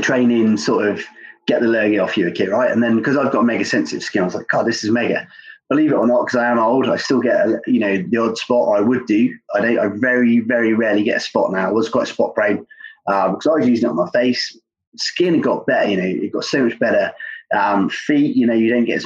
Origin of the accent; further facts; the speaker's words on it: Cornwall, South West England, United Kingdom; I grew up surfing in Cornwall